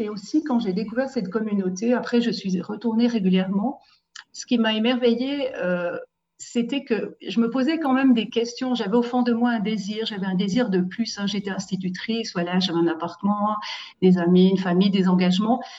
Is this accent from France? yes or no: no; Saillon, Valais, Switzerland; je suis valaisanne euh, de Saillon, du beau village de Saillon